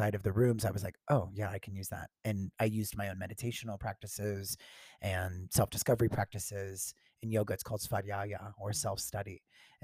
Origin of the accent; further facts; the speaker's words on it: Tampa, Florida, United States; I grew up in Florida.